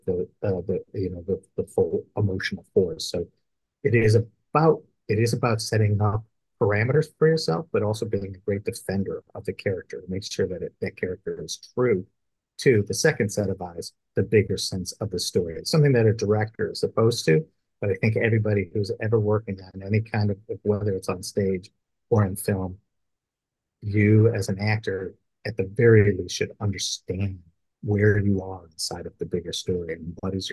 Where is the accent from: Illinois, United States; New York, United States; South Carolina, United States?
Illinois, United States; Chicago; I grew up in the Midwest, Chicagoland area